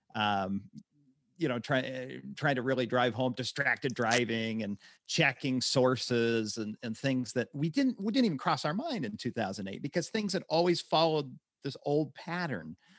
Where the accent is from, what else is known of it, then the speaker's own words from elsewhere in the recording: Utah, United States; My hometown in Utah